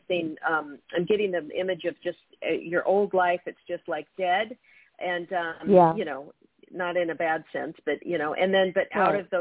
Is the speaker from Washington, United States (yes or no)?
yes; Federal Way, Washington, United States; moved away; also born or lived in California; That's my hometown. I'm from Federal Way.